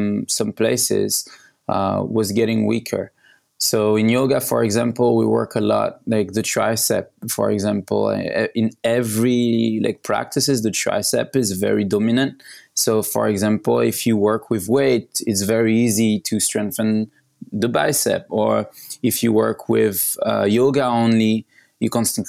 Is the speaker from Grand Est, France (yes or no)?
no; Paris, Île-de-France, France; I was born in Paris